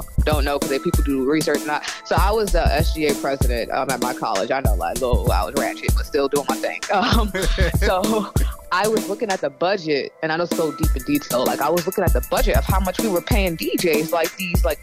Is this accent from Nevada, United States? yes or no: no; Boston, Massachusetts, United States; I'm from Dorchester, like the one and only Dorchester 617